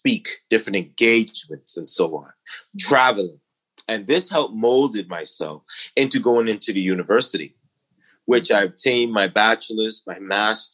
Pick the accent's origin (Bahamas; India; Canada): Bahamas; Exuma; I'm originally from Exuma, Bahamas. It's a rural island, not much development. I grew up on, you know, kind of a farm.